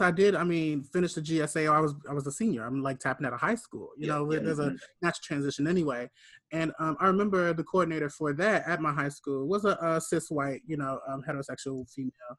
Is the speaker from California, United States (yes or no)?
no; Gary, Indiana, United States; me being from Gary, Indiana